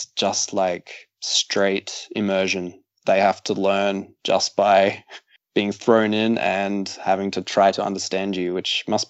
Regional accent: Brisbane, Queensland, Australia

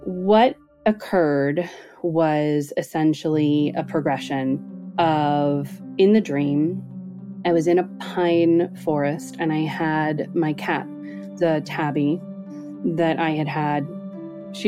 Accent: Northern California, United States; So I grew up in Northern California, and our house, which I lived in from birth until I was 7, is located in a little pocket where it was all hippies at the time in the 80s of Marin County

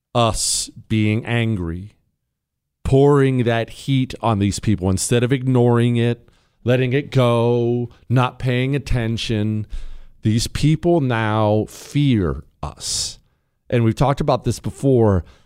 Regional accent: Montana, United States; I grew up in Montana

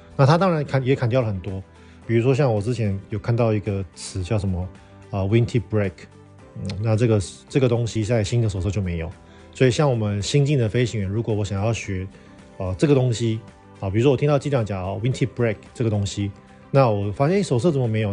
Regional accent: northern Taiwan, Taiwan; 我们台湾人习惯的湿度是五六十趴以上嘛。甚至像，呃，我们住在北部地方，有时候常常常年都是六七十趴的相对湿度

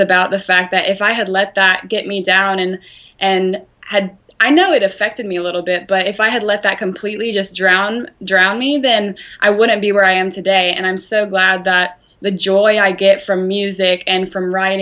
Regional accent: Spartanburg, South Carolina, United States; I have a show in Spartanburg at my hometown

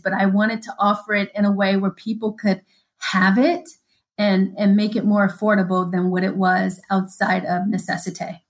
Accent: Denver, Colorado, United States; I was raised in Denver

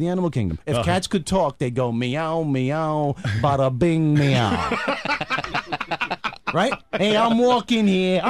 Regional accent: New York City, New York, United States; I'm from Brooklyn.

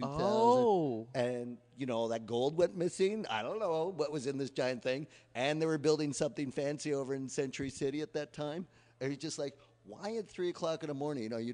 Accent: Canada; now in United States; I'm a Canadian

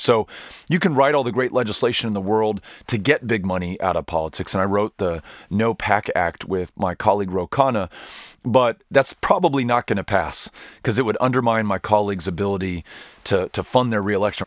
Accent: El Paso, Texas, United States; the city in which I was raised, that I'm now raising my children with my wife, Amy, and that I have the good fortune to represent in the United States Congress, El Paso, Texas

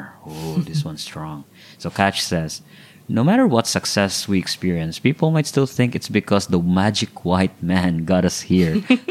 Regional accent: Philippines; Filipinos now are all over the world.

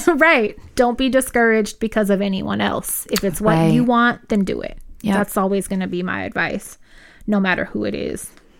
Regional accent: Los Angeles, California, United States; We grew up in South Central L.A. and were out on the streets really... really doing the most when we were like 13 years old.

